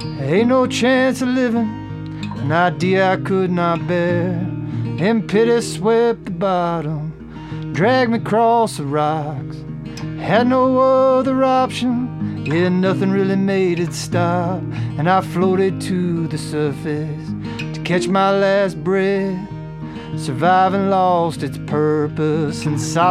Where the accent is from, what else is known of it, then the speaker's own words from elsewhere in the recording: Kentucky, United States; moved away; also born or lived in Nashville / Los Angeles; I grew up in Kentucky